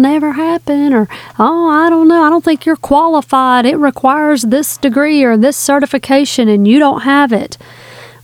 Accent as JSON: {"language": "English", "area": "the South", "region": "Southern United States", "country": "United States", "said": "I'm a Southerner"}